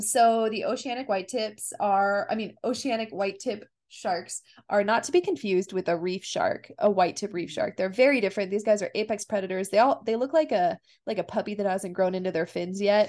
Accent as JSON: {"language": "English", "country": "United States"}